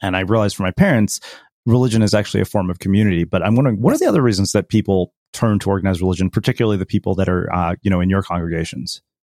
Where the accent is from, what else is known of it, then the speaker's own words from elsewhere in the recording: India; as an Indian person